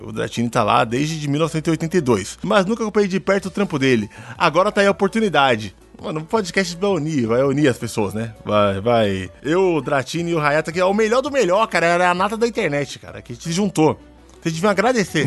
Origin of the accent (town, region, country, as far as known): São Paulo, Brazil